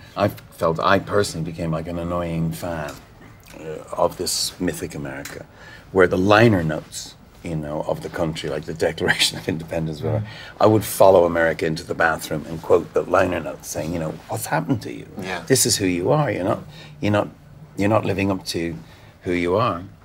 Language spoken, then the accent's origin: English; Ireland; we're Irish